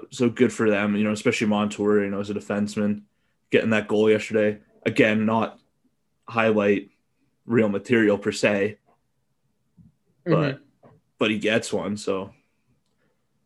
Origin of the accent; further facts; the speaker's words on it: Calgary, Alberta, Canada; growing up in Calgary